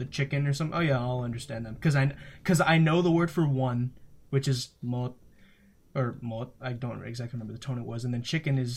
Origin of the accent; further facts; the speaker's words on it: United States; I am American